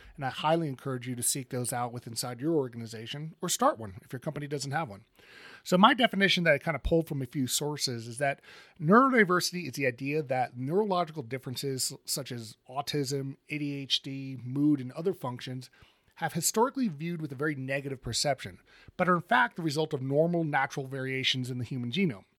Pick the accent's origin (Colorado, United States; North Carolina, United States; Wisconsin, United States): Colorado, United States; my home state of Colorado